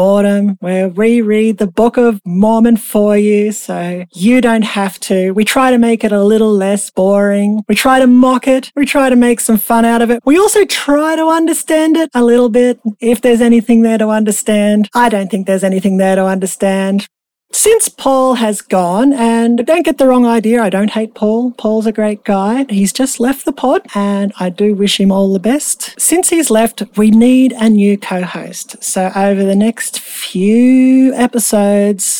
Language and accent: English; Australia; I'm an Australian